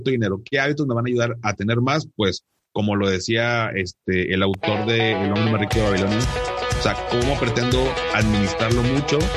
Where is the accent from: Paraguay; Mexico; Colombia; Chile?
Mexico; Monterrey, Nuevo León; born there; yo vivo acá en, en Monterrey, acá tienes tu casa. Em, soy regio de nacimiento